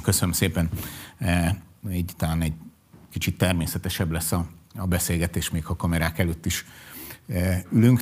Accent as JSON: {"language": "Hungarian", "region": "Budapest", "country": "Hungary", "tie": "born or raised there", "said": "sose laktam angyalföldön, de angyalföldi srác vagyok, bölcsödétől kezdve gimnázium végéig mindig oda jártam oktatási intézménybe"}